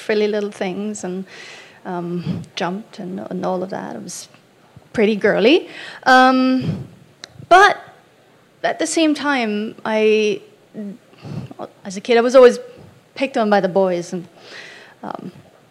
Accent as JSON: {"language": "English", "region": "East Germany", "country": "Germany", "moved": "yes", "lives_now": "United States", "said": "I'm from East Germany"}